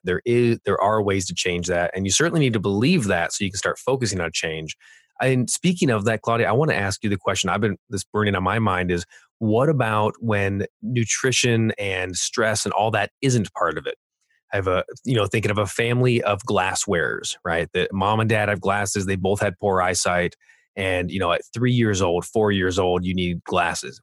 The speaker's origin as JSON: {"language": "English", "region": "California", "country": "United States", "accent": "California", "said": "my California accent"}